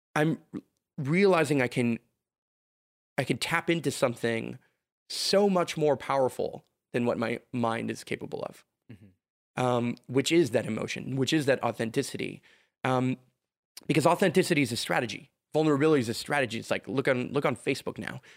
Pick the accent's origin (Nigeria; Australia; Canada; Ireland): Canada; Montreal, Quebec; I can live in Montreal